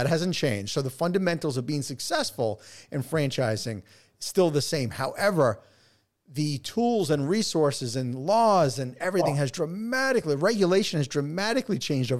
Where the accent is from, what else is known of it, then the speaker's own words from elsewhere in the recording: New York, United States; accent: New York; You know, my New York accent over the last 25 years has kind of dissipated, but once I get back talking to a New Yorker and we get like, you know, we get the passion going, that's it.